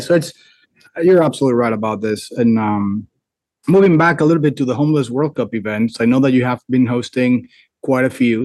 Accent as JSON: {"language": "English", "country": "United States", "said": "I'm American"}